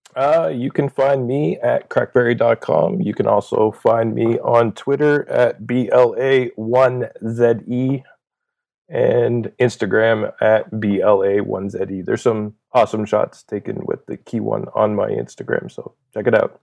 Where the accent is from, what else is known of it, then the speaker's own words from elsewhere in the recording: Canada; I'm Canadian